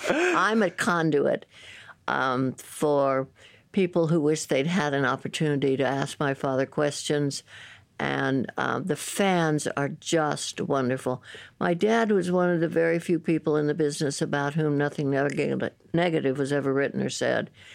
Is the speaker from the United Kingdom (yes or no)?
no; San Francisco, California, United States; I grew up in San Francisco